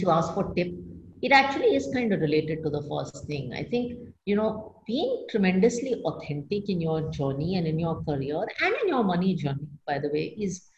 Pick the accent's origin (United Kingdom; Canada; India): India; as an Indian woman